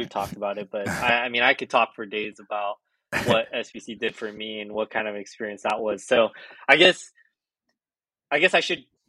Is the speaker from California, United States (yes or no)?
yes; Orange County, California, United States; being a kid from LA, right, and like growing up in Orange County